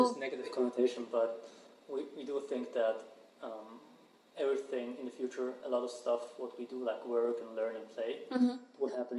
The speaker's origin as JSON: {"language": "English", "region": "Zurich", "country": "Switzerland", "tie": "born or raised there", "also_born_or_lived": "St. Gallen", "moved": "as an adult", "lives_now": "San Francisco, United States", "said": "So I was born and raised in Zurich."}